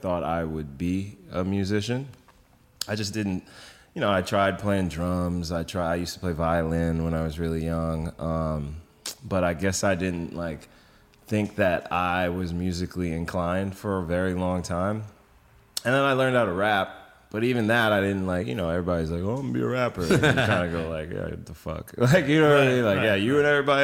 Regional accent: New York City, New York, United States; I grew up in Brooklyn

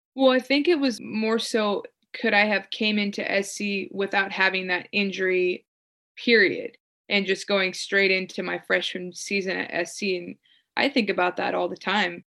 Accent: United States; also born or lived in Greece / Italy / Spain; As an American, even though I was technically a European player

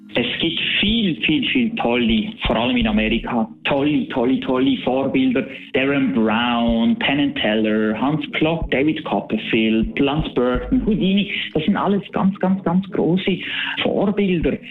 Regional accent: Basel, Basel-Stadt, Switzerland; Ich bin aus Basel

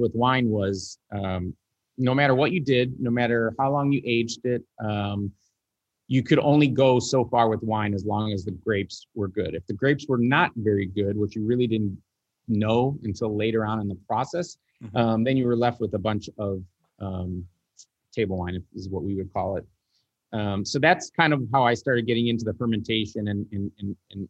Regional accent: Ohio, United States; moved away; I'm originally from Ohio

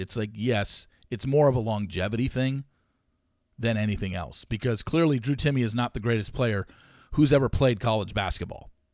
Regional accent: West Coast, United States; Growing up on the West Coast and being a W C C alumni, having gone to Loyola Marymount

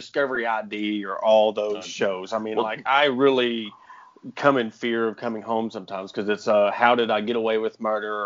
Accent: Ozark, Arkansas, United States; I was born and raised in Ozark

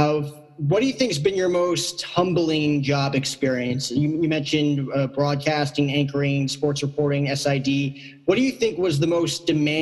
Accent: New Jersey, United States; I grew up in Jersey.

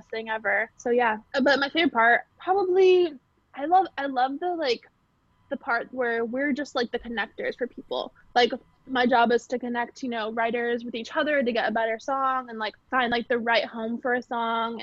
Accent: Long Island, New York, United States; moved away as an adult; also born or lived in Nashville, Tennessee; I'm from Long Island, New York

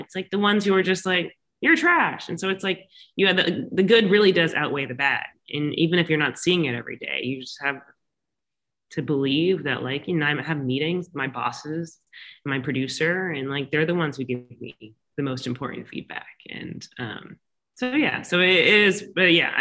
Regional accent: Florida, United States; now in Los Angeles, United States; I'm from Florida, born and raised there

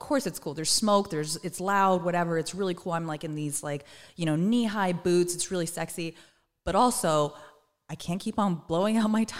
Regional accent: Moreno Valley, California, United States; I'm from Moreno Valley.

